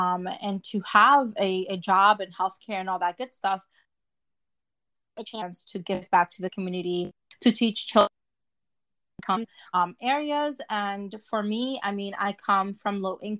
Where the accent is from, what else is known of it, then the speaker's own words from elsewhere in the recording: New Jersey, United States; also born or lived in Dominican Republic; I was raised in New Jersey.